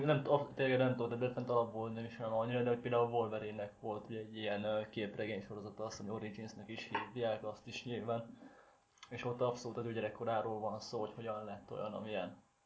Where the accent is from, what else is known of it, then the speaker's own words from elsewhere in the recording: Szeged, Csongrád-Csanád, Hungary; szegediek vagyunk